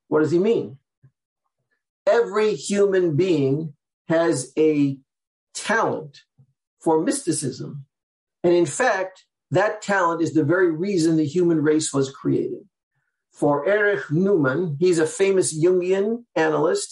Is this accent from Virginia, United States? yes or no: no; Seattle, Washington, United States; now in New York, United States; I'm from the Sephardic community in Seattle.